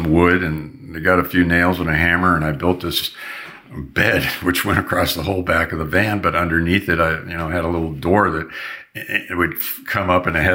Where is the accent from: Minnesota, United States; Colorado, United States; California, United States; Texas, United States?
California, United States; Long Beach; We had neighbors that I grew up with in Long Beach